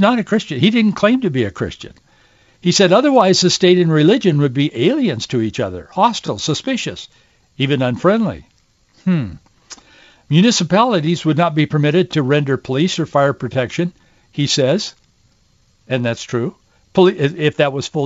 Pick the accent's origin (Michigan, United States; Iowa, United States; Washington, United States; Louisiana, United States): Washington, United States; Yakima; I grew up in Yakima in the Yakima Valley in central Washington.